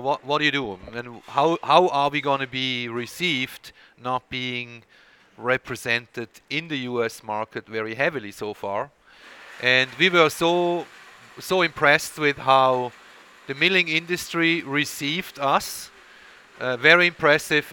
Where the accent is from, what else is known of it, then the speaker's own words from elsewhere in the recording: Switzerland; English is a second language; moved away; there is a bit of an accent there uh, when I speak, and that's uh, because I was born and raised in Switzerland